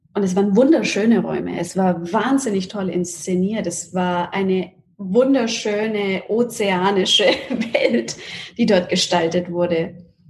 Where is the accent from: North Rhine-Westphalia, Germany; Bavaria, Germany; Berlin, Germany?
Bavaria, Germany; Nuremberg; moved away as an adult; now in New York, United States; Nürnberg und Deutschland ist meine Heimat.